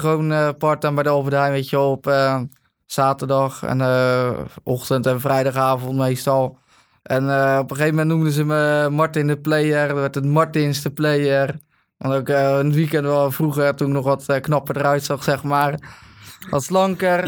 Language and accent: Dutch; Katwijk, South Holland, Netherlands; Ik kom uit Katwijk